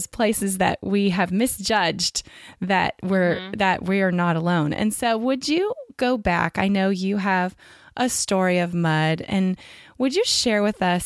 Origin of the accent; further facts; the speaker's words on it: California, United States; I'm from California